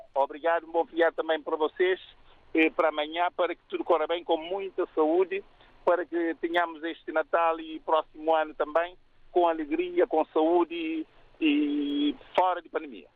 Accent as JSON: {"language": "Portuguese", "country": "Cape Verde", "moved": "yes", "lives_now": "Portugal", "said": "eu sou cabo-verdiano, de nacionalidade portuguesa"}